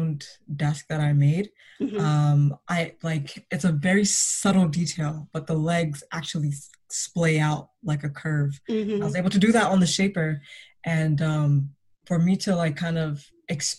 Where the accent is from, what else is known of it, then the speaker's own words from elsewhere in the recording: Toronto, Ontario, Canada; Growing up in Toronto was very interesting